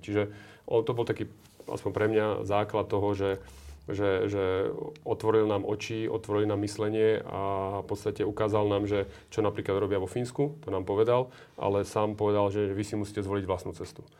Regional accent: Slovakia; my sme tí Slováci vždy boli takí živelnejší

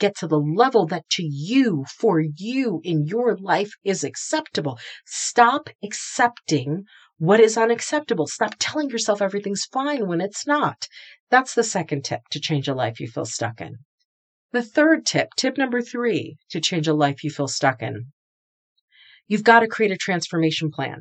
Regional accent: New England, United States; also born or lived in the South; I'm an East Coaster, so I'm from New England

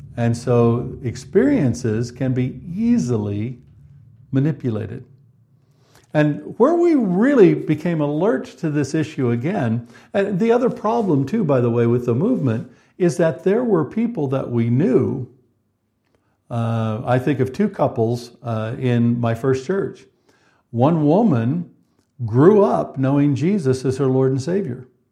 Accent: United States; moved away as an adult; now in United Kingdom; Karen and I, as you know, are from the United States originally

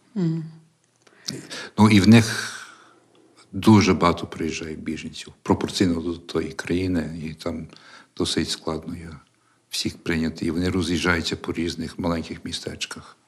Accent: Canada; moved away as an adult; now in Ukraine; я канадець, тобто я моє виховання англійське

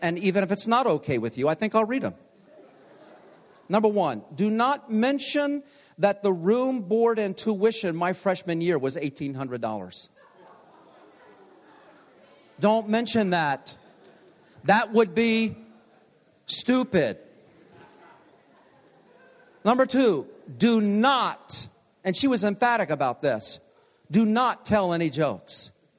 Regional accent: Hollywood, Maryland, United States; they moved to Hollywood, Maryland, which was my hometown.

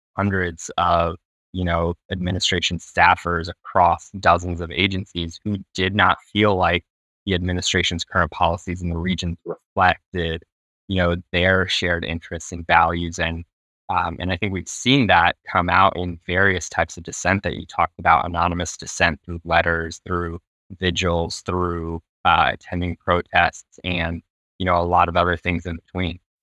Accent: United States; how I grew up here in the States

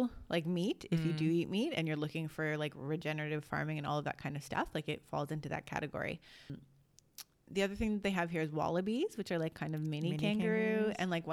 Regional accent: Toronto, Ontario, Canada; accent: Canadian; moved away as an adult; also born or lived in London, Ontario; now in Australia; our experience growing up in Toronto and Canada

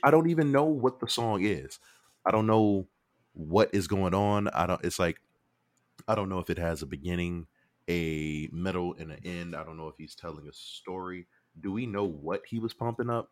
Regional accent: Chicago, Illinois, United States; I'm from Chicago

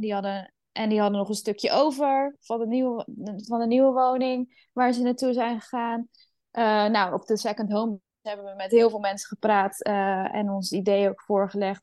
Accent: Netherlands; Ik ben opgegroeid in Nederland.

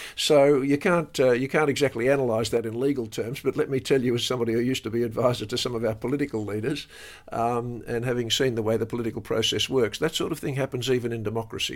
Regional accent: Australia; as an Australian

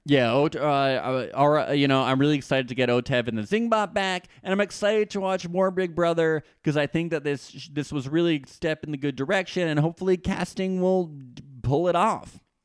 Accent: New Jersey, United States; I am from New Jersey

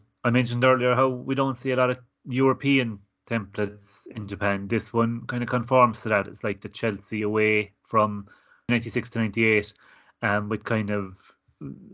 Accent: Ireland; growing up in Ireland watching Gaelic football and hurling

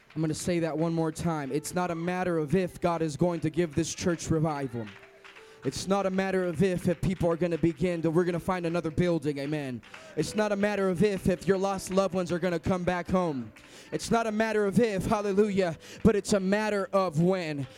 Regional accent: Sacramento, California, United States; I am from Sacramento

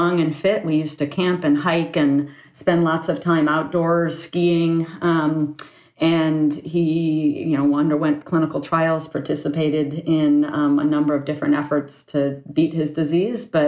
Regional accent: Ann Arbor, Michigan, United States; moved away as an adult; also born or lived in San Francisco Bay Area, California; I was born and raised in Ann Arbor, Michigan.

